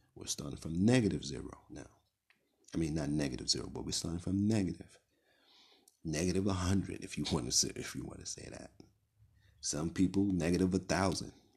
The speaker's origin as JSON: {"language": "English", "town": "New York City", "region": "New York", "country": "United States", "tie": "born or raised there", "said": "I grew up in Brownsville, Brooklyn"}